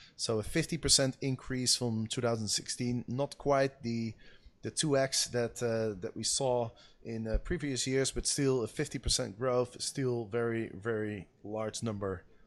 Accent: Amsterdam, North Holland, Netherlands; here in my hometown of Amsterdam, where I am staying right now

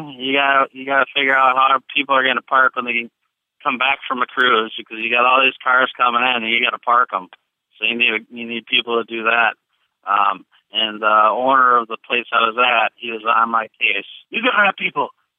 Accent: Minnesota, United States; I'm from Minnesota

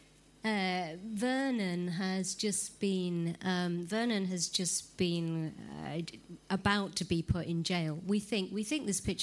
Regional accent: England, United Kingdom; I'm an English woman

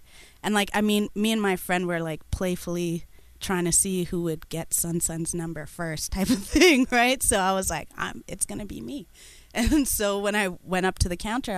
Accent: Toronto, Ontario, Canada; also born or lived in Kenya; I am originally Ethiopian and Eritrean, but grown up in Toronto all my life

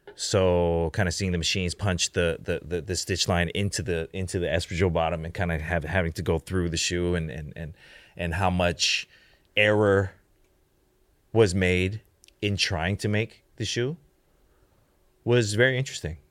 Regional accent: Canada; moved away; also born or lived in Hong Kong / United States / China / Japan; I grew up in Canada

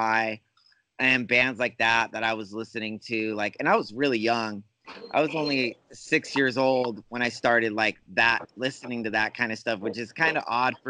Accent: Fresno, California, United States; I'm born and raised in California.

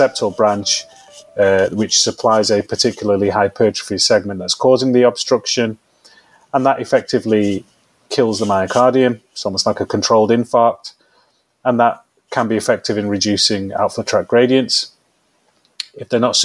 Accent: Manchester, North West England, United Kingdom; I am a diehard Mancunian, born and bred in this city, been here all my life.

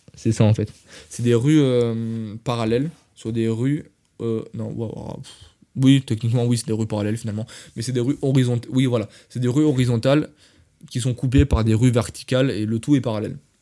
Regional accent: France; je suis français

